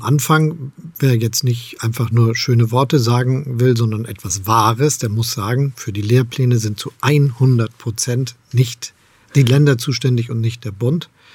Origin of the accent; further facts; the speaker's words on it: Hamburg, Germany; moved away as an adult; now in Potsdam, Germany; Ich bin gerne in Hamburg aufgewachsen und Bürgermeister gewesen. Jetzt lebe ich in Brandenburg in Potsdam.